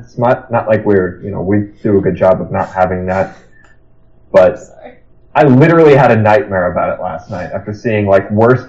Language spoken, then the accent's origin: English; Nebraska, United States; now in Iowa, United States; we're all from Nebraska, or I live in Iowa now.